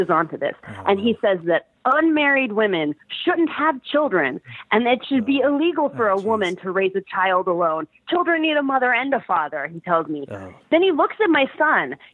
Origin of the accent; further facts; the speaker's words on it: Trumbull, Connecticut, United States; I'm from Trumbull.